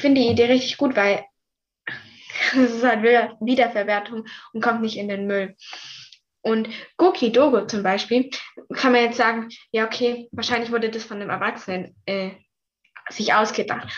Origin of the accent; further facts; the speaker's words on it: Mühlacker, Baden-Württemberg, Germany; bei uns in Mühlacker